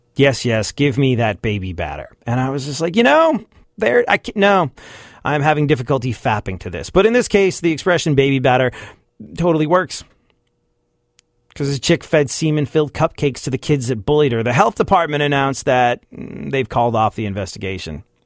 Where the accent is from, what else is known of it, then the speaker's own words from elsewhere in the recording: New York, United States; I'm a New Yorker that lived through nine eleven, saw the Twin Towers go down outside my windows